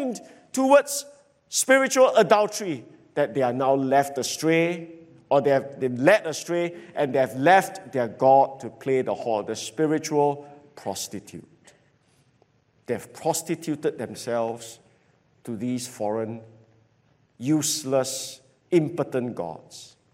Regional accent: Singapore; I grew up in Jalan Kayu

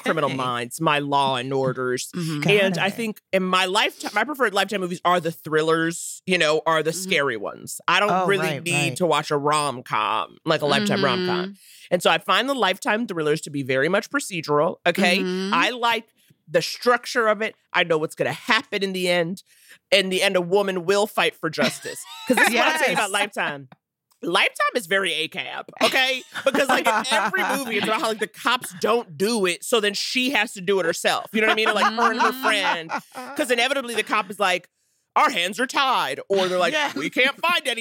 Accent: New York City, New York, United States; I loved growing up in New York

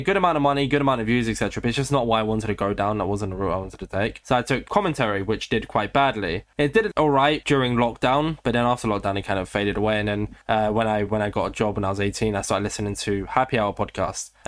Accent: United Kingdom; I'm also British

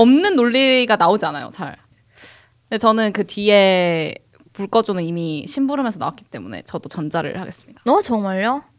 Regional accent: South Korea; now in Seoul, South Korea; 저도 지방 출신인데 서울 올라와서

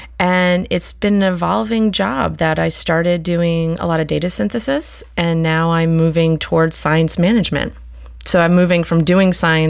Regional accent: near the Meadowlands, suburban New Jersey, United States; I grew up outside New York City, so it's kind of hard to imagine that. But my mother's family was there for a number of years before it was actually, you know, the suburban New Jersey everyone knows and loves. And I also grew up near the Meadowlands

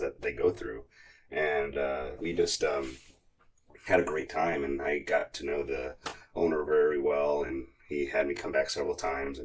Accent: Austin, Texas, United States; also born or lived in Denver, Colorado / Sarasota, Florida; I was born and raised in Austin, Texas, and went to school here

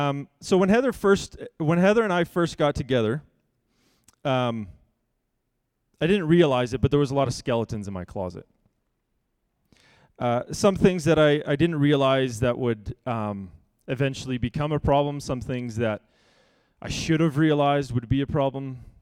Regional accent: Vancouver, British Columbia, Canada; We grew up in Vancouver, in a 3-bedroom house that had 1 bathroom for 6 people.

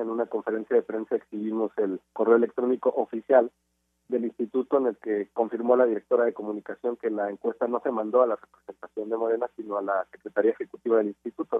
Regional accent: Guadalajara, Jalisco, Mexico; Yo soy de Guadalajara

